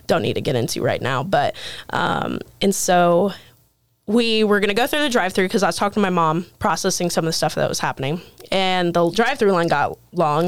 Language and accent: English; Terre Haute, Indiana, United States; moved away; also born or lived in Pennsylvania; my hometown Terre Haute